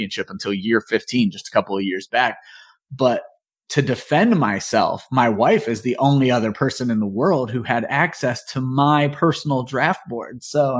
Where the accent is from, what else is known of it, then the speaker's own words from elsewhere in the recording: Northeast Ohio, United States; moved away as an adult; also born or lived in Georgia; I was born and raised in Northeast Ohio, basically lived there my entire life